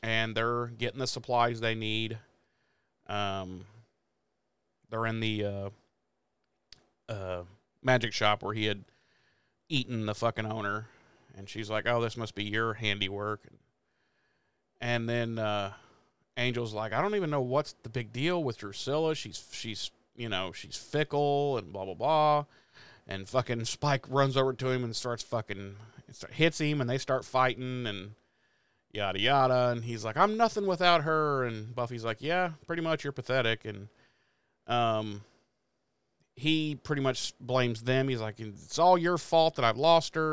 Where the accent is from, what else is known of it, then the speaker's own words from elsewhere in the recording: Midwest, United States; I'm a Midwesterner